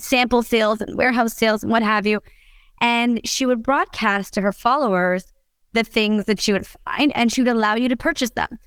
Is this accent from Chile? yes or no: no; Canada; I'm Canadian